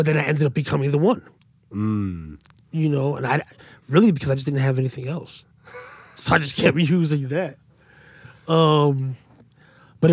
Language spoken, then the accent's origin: English; Paterson, New Jersey, United States; I was from Patterson.